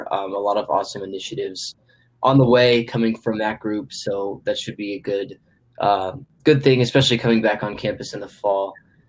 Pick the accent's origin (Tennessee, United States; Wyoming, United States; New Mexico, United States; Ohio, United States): Wyoming, United States; Cheyenne; I'm also a sophomore, and I'm also from Cheyenne, just like Hunter.